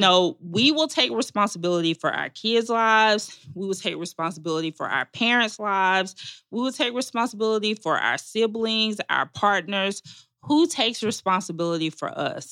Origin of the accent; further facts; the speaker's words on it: Magnolia, Arkansas, United States; moved away as an adult; now in Atlanta, United States; I'm from Arkansas. Um, my family goes back several generations in Arkansas